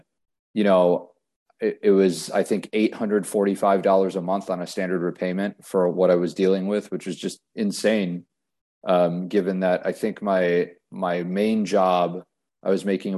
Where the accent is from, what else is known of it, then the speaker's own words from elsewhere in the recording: Whitefish Bay, Wisconsin, United States; moved away as an adult; also born or lived in Ohio; now in Winston-Salem, United States; I grew up in Whitefish Bay, Wisconsin, which is a suburb of Milwaukee